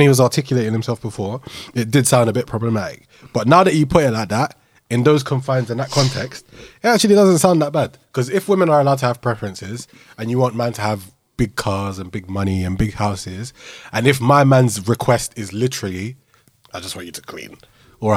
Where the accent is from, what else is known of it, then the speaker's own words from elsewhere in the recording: London, United Kingdom; Growing up in London